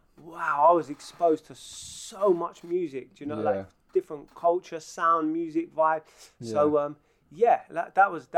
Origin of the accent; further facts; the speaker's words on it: London, United Kingdom; moved away; I was brought up in Northwest London